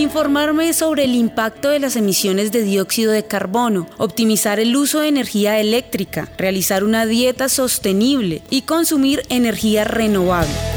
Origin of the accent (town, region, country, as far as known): Colombia